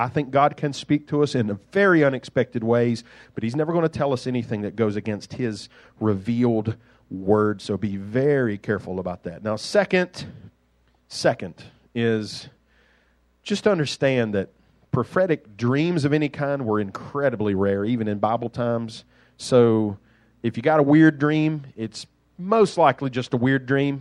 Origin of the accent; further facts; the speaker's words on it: Duxbury, Massachusetts, United States; I grew up in Duxbury. The mean streets of Duxbury